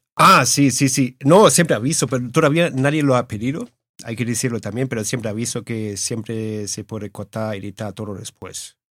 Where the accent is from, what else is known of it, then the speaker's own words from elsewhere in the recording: Germany; now in Madrid, Spain; Yo soy alemán, bueno, alemañol, como digo yo